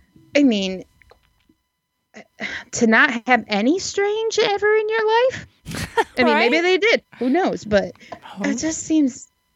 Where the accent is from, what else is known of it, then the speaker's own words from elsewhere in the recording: Muskegon, Michigan, United States; moved away; They just moved back to Muskegon, which is where I'm from, and didn't leave.